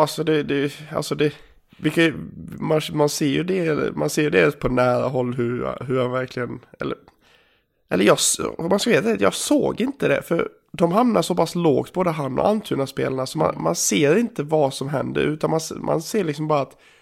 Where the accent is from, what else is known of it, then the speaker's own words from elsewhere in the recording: Gagnef, Dalarna County, Sweden; moved away; hemma i Gagnef